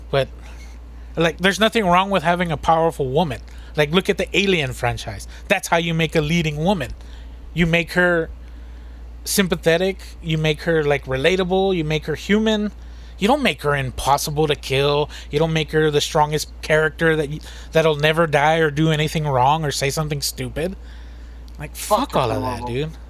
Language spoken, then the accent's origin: English; United States; We're American. We don't we don't speak that bullshit.